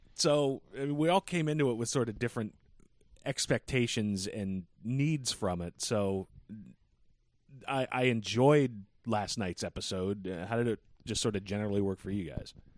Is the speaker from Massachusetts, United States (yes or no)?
yes; Boston, Massachusetts, United States; we're from Boston